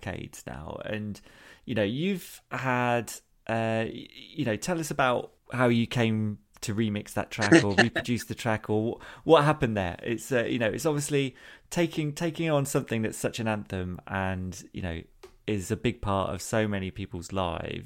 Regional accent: Peterborough, East of England, United Kingdom; moved away; I'm from Peterborough originally

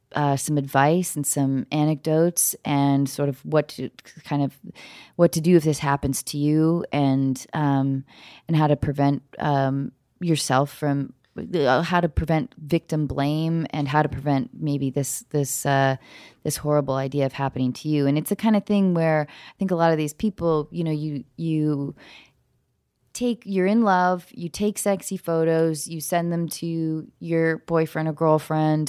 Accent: Edmonds, Washington, United States; moved away; we're both from Washington State.

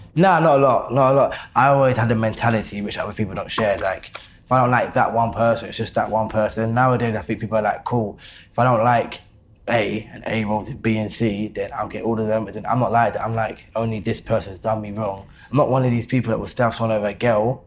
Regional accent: London, United Kingdom; also born or lived in Deptford; Born and bred Lewisham, my whole life.

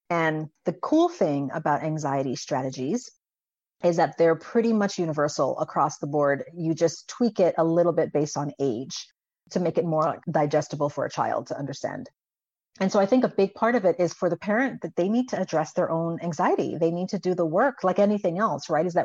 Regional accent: U.S. Virgin Islands; And I grew up on an island. So I grew up in the Virgin Islands and we're surrounded by water

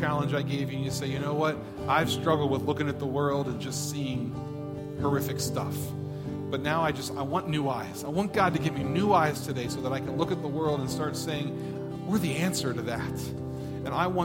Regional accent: United States; as an American

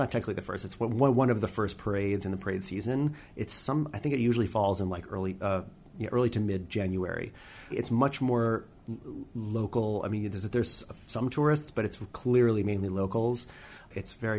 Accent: New York, United States; I'm a New Yorker

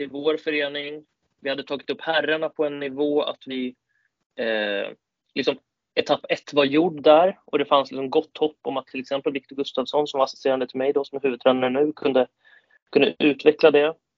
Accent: Storvreta, Uppsala County, Sweden; also born or lived in Kalmar; now in Täby, Sweden; jag är från Storvreta utanför Uppsala

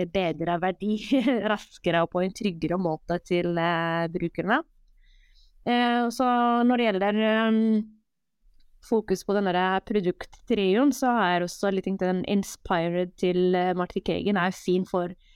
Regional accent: Morocco; now in Norway; Jeg er jo født og oppvokst i Marokko

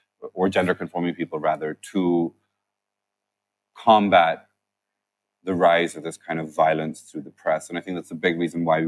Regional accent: United Kingdom; There are ethical frameworks that we follow because we're British.

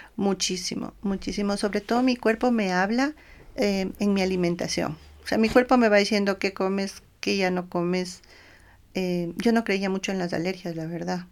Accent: Ecuador; nosotros como ecuatorianos

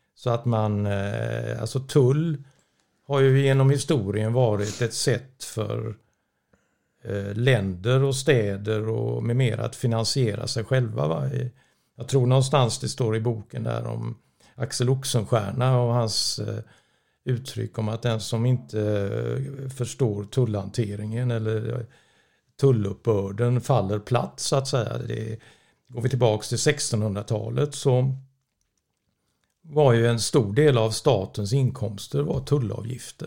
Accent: Gothenburg, Västra Götaland, Sweden; jag är uppvuxen i Göteborg

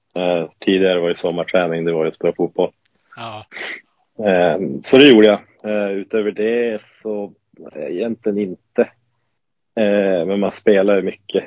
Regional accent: Lycksele, Västerbotten County, Sweden; moved away; det var ju i Lycksele då, där jag är uppvuxen och är född

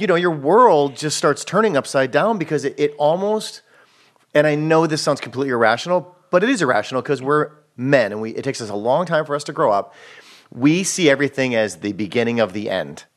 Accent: Wisconsin, United States; moved away as an adult; now in Los Angeles, United States; I'm from Wisconsin

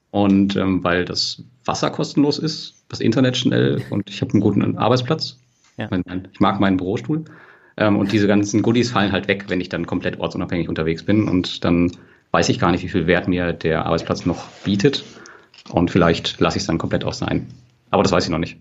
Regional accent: western Germany, Germany; wir kommen ja aus Westdeutschland

